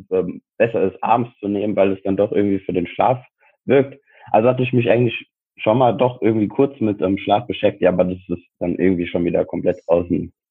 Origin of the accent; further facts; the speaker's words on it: Frankfurt, Hesse, Germany; ich bin 27, ich wohne in Frankfurt, beziehungsweise ich komme aus Frankfurt